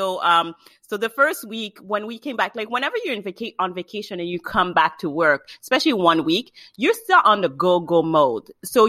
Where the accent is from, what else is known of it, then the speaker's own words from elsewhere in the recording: Montreal, Quebec, Canada; now in Ottawa, Canada; Born and raised in Canada, Montreal. I moved to Ottawa, lovely capital.